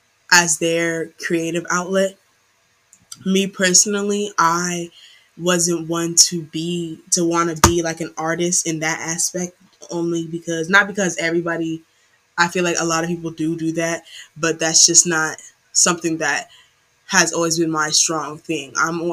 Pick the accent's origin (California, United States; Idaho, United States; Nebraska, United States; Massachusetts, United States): California, United States; Bay Area; growing up in the Bay Area, you see a lot of different types of performers, and you meet a lot of diverse people, a lot of different groups of people.